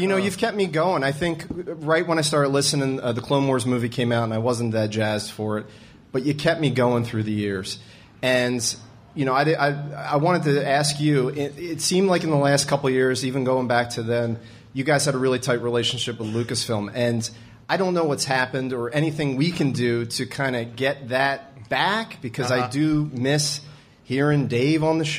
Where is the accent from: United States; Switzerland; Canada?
United States; Media, Pennsylvania; I'm from Media, Pennsylvania.